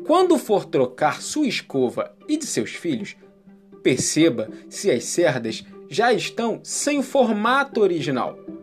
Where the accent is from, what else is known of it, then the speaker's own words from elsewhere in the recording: Rio de Janeiro, Brazil; sou nascido e criado aqui, no Morro do Salgueiro